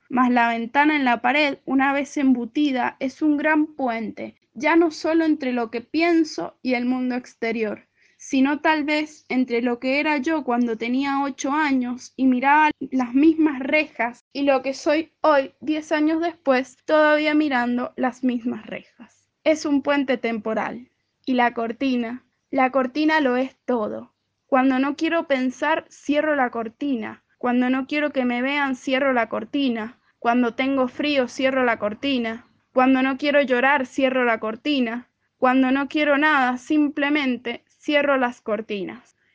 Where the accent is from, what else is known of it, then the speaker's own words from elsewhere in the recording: San Martín, Mendoza, Argentina; soy de San Martín Mendoza.